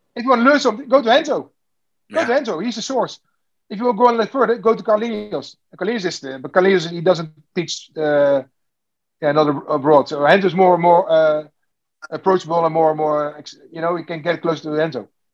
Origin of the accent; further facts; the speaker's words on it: Netherlands; I'm, I'm from Holland